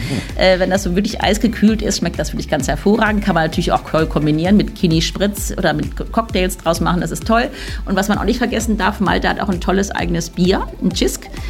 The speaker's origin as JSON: {"language": "German", "country": "Germany", "said": "als Deutscher"}